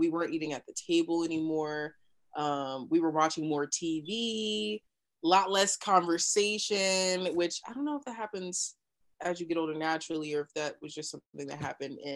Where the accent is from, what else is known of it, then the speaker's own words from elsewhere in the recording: New Mexico, United States; also born or lived in Kansas; Yeah, I was born in Kansas, um, but raised in New Mexico.